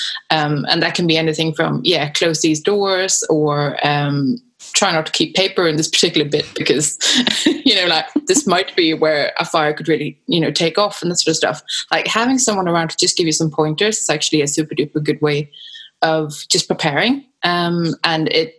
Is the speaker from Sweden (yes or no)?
yes; Sweden; now in United Kingdom; originally I'm from Sweden